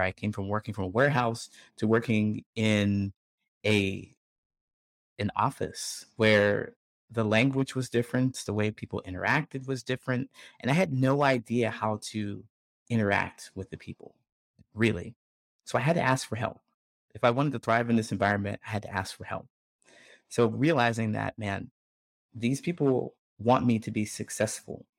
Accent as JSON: {"language": "English", "region": "Ohio", "country": "United States", "tie": "born or raised there", "moved": "as an adult", "said": "I grew up in Ohio"}